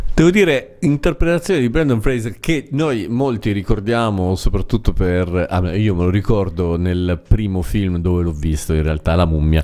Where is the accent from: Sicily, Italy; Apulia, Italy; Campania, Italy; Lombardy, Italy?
Sicily, Italy; in Sicilia, da, dalle mie parti